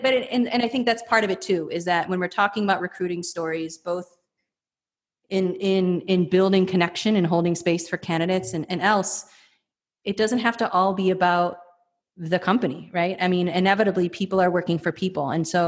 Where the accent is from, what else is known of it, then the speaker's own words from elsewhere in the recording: Mesquite, Texas, United States; I'm an employer from Mesquite, Texas, who does rodeos all day long.